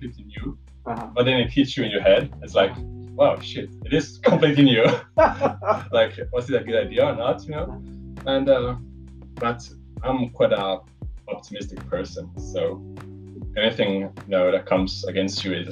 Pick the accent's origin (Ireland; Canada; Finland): Finland; Helsinki, Uusimaa; I'm from Helsinki